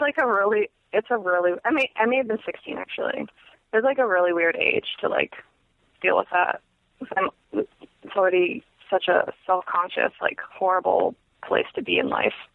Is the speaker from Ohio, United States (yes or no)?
no; Clear Lake, California, United States; I grew up a couple hours north of Oakland, um, in California, in a place called Clear Lake